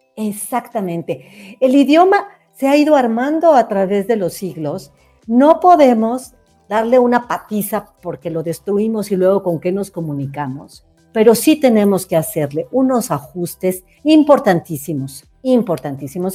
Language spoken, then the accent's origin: Spanish; Mexico; yo soy mexicana